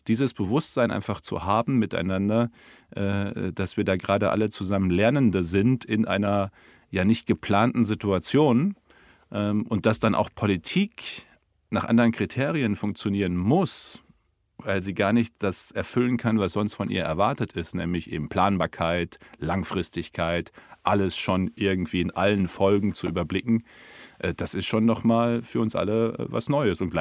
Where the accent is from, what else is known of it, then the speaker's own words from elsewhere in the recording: North Rhine-Westphalia, Germany; Aber jeder weiß doch, dass wie bei uns im Münsterland üblich, am ersten Weihnachtstag irgendwie 40, 50 Leute, Cousins, Cousinen, Tanten, Onkels und gesellig.